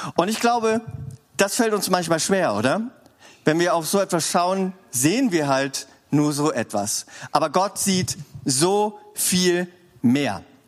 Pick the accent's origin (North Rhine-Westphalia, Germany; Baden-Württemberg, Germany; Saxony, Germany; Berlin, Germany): Baden-Württemberg, Germany; Swabia; als Schwabe